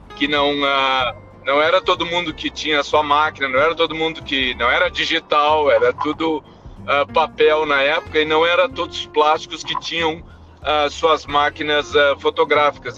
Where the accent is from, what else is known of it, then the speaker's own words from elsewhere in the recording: Rio Grande do Sul, Brazil; moved away as an adult; also born or lived in Alabama, United States; now in Utah, United States; Minha esposa e eu somos gaúchos